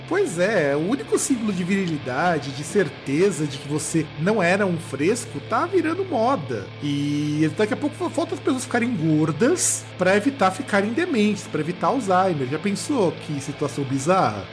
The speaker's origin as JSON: {"language": "Portuguese", "country": "Brazil", "said": "para nós como brasileiros"}